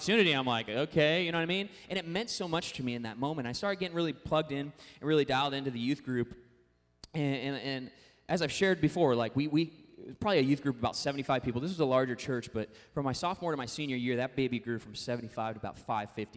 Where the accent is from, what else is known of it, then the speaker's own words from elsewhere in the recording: Puyallup, Washington, United States; I grew up in the Northwest region, Seattle, suburbs of Seattle, town called Puyallup